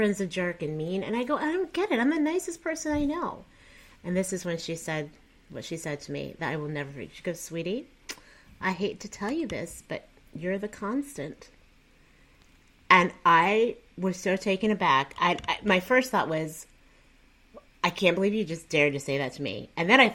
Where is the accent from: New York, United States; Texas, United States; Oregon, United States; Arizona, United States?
Texas, United States; also born or lived in Columbia, Missouri; I'm from Texas.